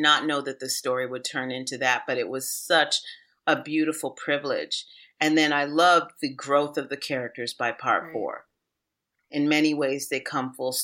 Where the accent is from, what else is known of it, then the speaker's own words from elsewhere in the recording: Washington, District of Columbia, United States; D.C., which is my hometown. It was where I was raised.